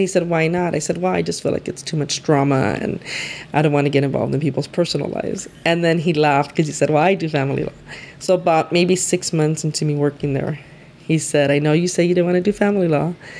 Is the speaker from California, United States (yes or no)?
yes; Los Angeles, California, United States; first language Spanish; English is a second language; I grew up in the Maravilla housing projects in East LA.